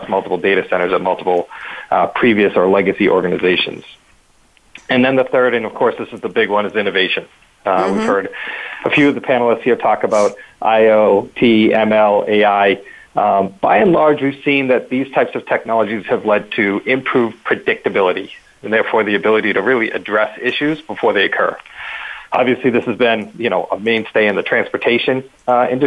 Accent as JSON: {"language": "English", "town": "Boston", "region": "Massachusetts", "country": "United States", "said": "I'm from Boston, from the Northeast"}